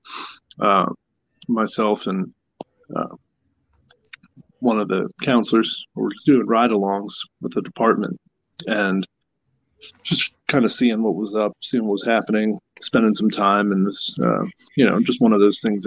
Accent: Pennsylvania, United States; we're from Pennsylvania

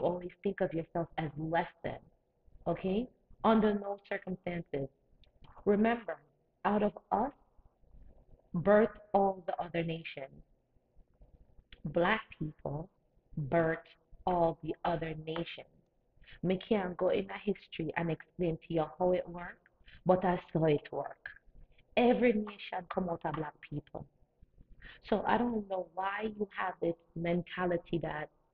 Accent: Jamaica; now in United States; Growing up in Jamaica

